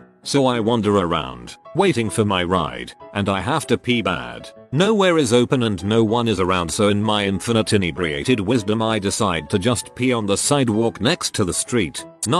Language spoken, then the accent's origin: English; Canada; I am Canadian. We no longer have vanilla cherry Coke.